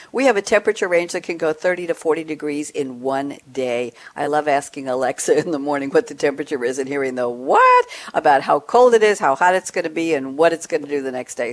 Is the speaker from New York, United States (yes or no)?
yes; New York, United States; moved away as an adult; also born or lived in Long Island, New York; now in Durham, United States; recently relocated from New York after 35 years living on Long Island, a couple of miles from where I grew up in Douglaston, New York